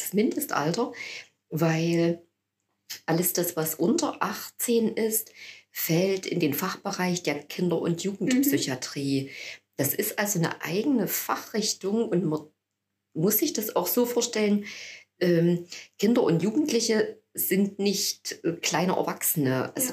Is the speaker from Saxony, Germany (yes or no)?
yes; Annaberg-Buchholz, Saxony, Germany; also born or lived in Chemnitz / Jena; also ich habe Abitur gemacht hier in Annaberg, ich stamme ja hier aus der Region